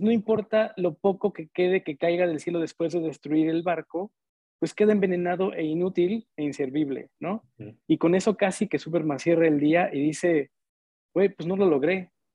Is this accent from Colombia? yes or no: no; Mexico; crecimos en un México en el que pues, lo más chingón éramos nosotros